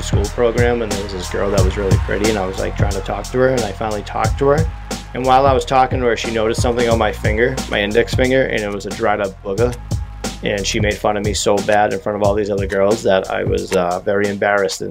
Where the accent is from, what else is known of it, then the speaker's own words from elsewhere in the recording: United States; I'm from America